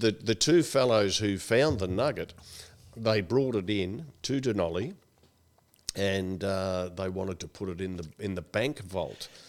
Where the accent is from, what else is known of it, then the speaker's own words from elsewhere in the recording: Melbourne, Victoria, Australia; also born or lived in Dunolly, Victoria; back in Coburg and Brunswick, where we grew up and went to school